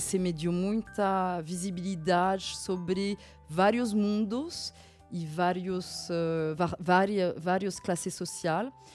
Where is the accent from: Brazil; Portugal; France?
France; moved away; eu nasci na França, de um pai eh, que vem da Gâmbia